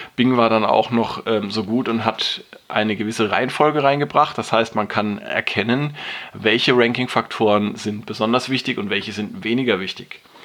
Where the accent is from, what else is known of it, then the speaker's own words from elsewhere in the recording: Germany; bei uns in Deutschland